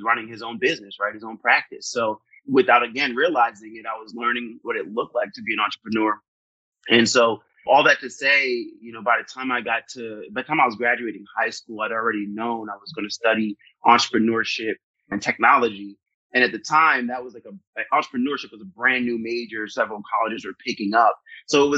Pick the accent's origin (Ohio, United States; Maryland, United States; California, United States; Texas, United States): Maryland, United States; I grew up mostly in Maryland